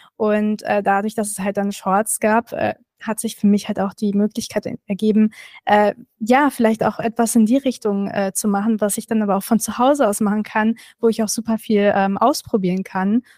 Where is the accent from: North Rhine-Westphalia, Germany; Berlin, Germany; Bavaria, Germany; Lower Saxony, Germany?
Berlin, Germany; ich bin Berlinerin